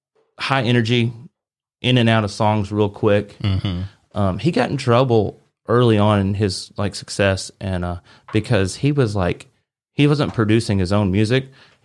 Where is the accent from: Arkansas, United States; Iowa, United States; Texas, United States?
Arkansas, United States; I was from Arkansas, small town Arkansas.